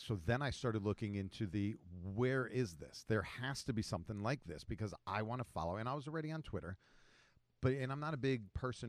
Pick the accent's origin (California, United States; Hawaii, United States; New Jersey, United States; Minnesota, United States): New Jersey, United States; I grew up in Jersey